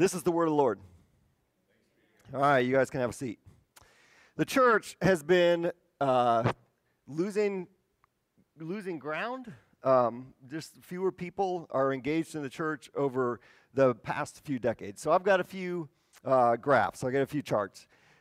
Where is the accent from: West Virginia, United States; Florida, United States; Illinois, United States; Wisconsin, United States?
Wisconsin, United States; moved away; I'm from Wisconsin.